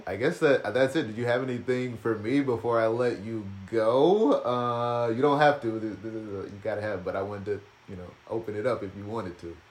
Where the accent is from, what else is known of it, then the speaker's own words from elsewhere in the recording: North Little Rock, Arkansas, United States; I'm from North Little Rock, Arkansas